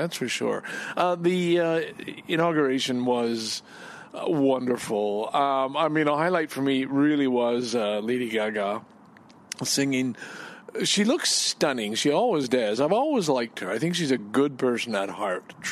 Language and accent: English; Canada; I'm Canadian